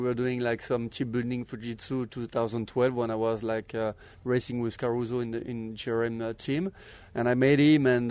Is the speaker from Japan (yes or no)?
no; France; English is a second language; moved away as an adult; also born or lived in Australia; now in Las Vegas, United States; I'm from France. So I've been born in France.